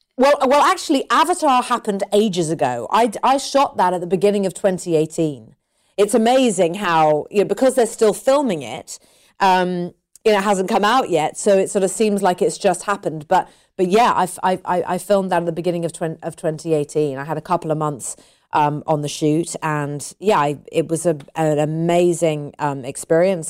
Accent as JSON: {"language": "English", "country": "United Kingdom", "said": "I'm British. British people, you know, I wouldn't class myself as typically British"}